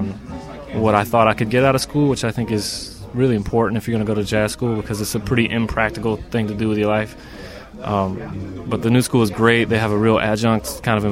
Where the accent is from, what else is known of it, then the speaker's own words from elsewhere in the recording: North Carolina, United States; moved away; also born or lived in New Orleans; I grew up in North Carolina.